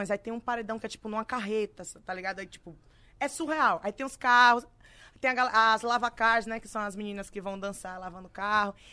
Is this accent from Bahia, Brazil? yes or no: yes; Itabu, Bahia, Brazil; Eu sou da Bahia, sou de Itabu, na Bahia.